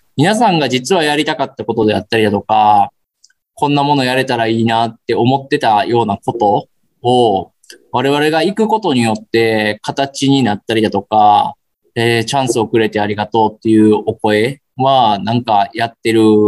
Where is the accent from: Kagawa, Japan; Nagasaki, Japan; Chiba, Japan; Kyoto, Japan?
Kyoto, Japan; 僕も京都人なんですけ